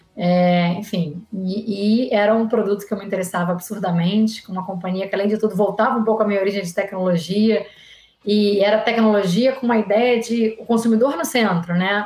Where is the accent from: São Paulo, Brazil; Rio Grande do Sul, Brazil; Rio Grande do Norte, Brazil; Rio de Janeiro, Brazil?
Rio de Janeiro, Brazil; sou carioca, então sou formada pela UFRJ